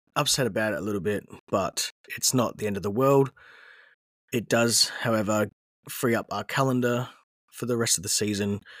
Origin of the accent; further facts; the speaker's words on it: Australia; I am Australian